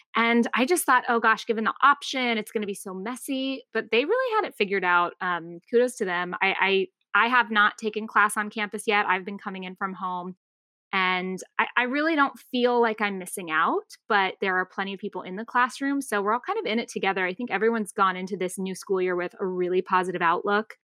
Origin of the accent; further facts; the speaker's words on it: Tucson, Arizona, United States; moved away as an adult; also born or lived in North Carolina; I grew up in Tucson, Arizona, um, still consider it home